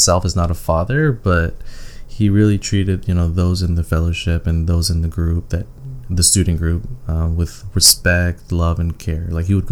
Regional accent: Toronto, Ontario, Canada; I was born and raised in Toronto.

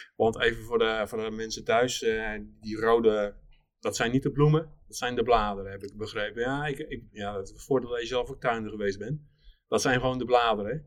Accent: Alblasserdam, South Holland, Netherlands; Ik kom uit Alblasserdam van, van oorsprong, dus we zaten net aan de andere kant van de Noord

